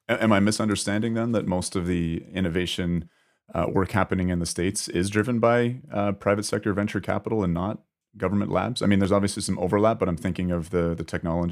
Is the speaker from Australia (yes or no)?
no; Canada; as a Canadian